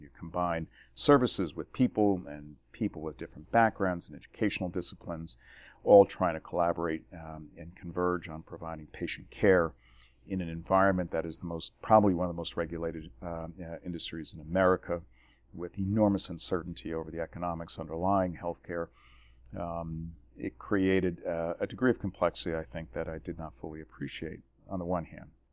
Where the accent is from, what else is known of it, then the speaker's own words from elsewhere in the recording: New Jersey, United States; moved away as an adult; born and raised in New Jersey